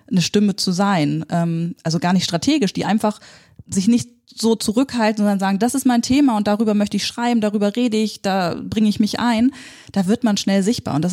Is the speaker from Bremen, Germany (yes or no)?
yes; Bremen, Germany; hey, ich komme aus Bremen und Bremen ist echt cool, ihr müsst nicht alle nach Hamburg, hier ist auch gut.